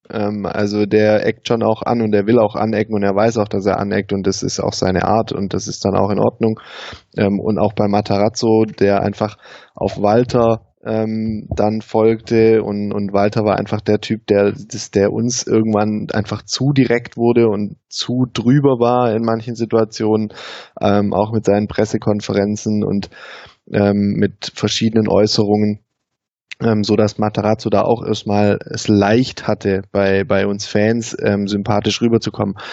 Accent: Baden-Württemberg, Germany; bei uns im Süden, in Baden-Württemberg

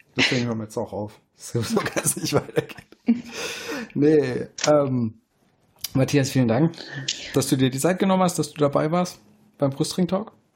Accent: Swabia, Germany; Ich als Schwabe

